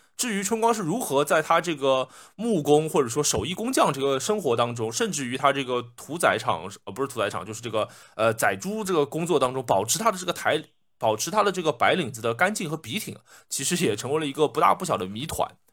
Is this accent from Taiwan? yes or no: no; Shanghai, China; 用我们上海话来说